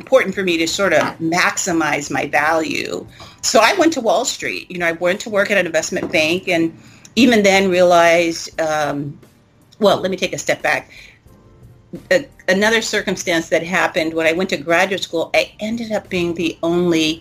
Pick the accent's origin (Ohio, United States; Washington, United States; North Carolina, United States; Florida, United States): Washington, United States; Seattle, Tacoma; I'm originally from Seattle, Tacoma